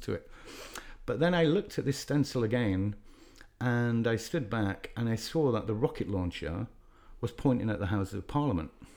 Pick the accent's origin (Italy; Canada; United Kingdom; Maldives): United Kingdom; Leeds, Yorkshire and the Humber; I'm from Leeds in the north of England